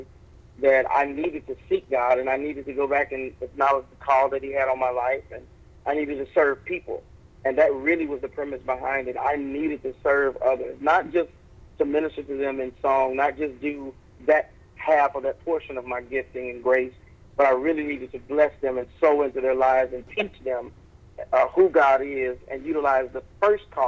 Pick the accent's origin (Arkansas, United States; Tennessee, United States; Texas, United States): Arkansas, United States; moved away as an adult; also born or lived in Oklahoma / Little Rock, Arkansas; now in Chicago, United States; I grew up in Oklahoma and Arkansas. I was born in Little Rock, and my father and mother moved to Oklahoma for a short period of time. So I was there for a short season, and then we moved back to Arkansas when maybe I was 13 years old